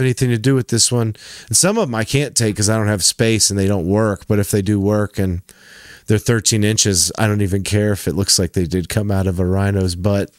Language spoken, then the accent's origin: English; Tennessee, United States; when I was growing up in Tennessee in the nineties